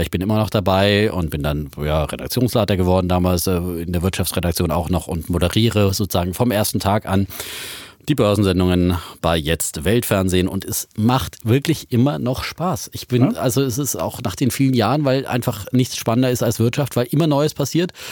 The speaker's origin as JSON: {"language": "German", "town": "Leipzig", "region": "Saxony", "country": "Germany", "tie": "born or raised there", "said": "ich bin in Leipzig ah, aufgewachsen."}